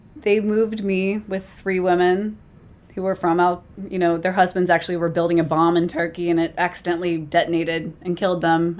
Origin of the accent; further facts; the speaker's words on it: United States; I'm American